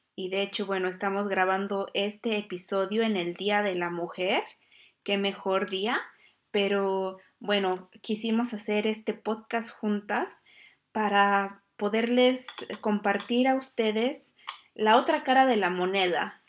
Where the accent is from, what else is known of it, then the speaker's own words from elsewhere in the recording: Mexico; now in Iceland; Soy …, una mujer emprendedora y administradora de un hogar, transmitiendo desde Islandia